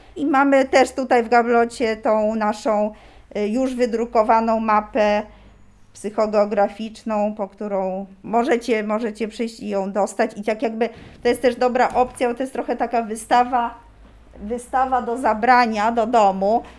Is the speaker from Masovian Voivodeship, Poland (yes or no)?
yes; Warsaw, Masovian Voivodeship, Poland; jestem z Warszawy